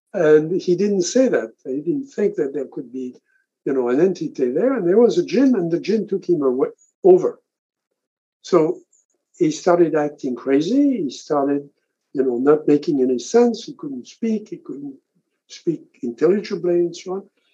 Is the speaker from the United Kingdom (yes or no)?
no; France; I grew up in France